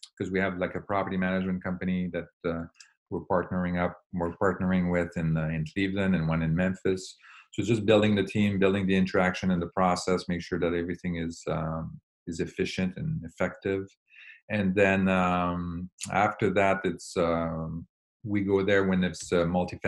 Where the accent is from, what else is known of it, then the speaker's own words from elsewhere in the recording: Quebec, Canada; now in California, United States; I grew up in Quebec